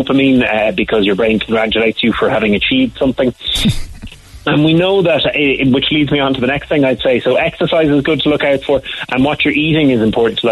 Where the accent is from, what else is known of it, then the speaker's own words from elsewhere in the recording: Cork, Munster, Ireland; I grew up sort of out the Bandon Road a bit.